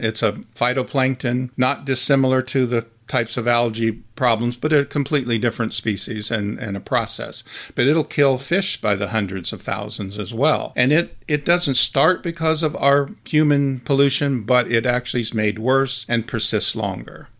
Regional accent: Midwest, United States; I grew up in the Midwest

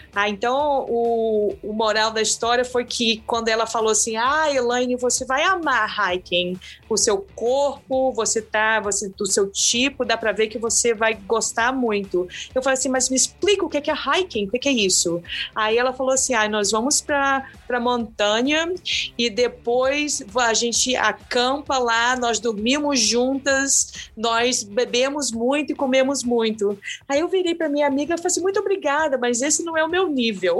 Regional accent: Brazil; moved away as an adult; now in Boston, United States; eu sou brasileira, mas eu moro nos Estados Unidos já há algumas décadas

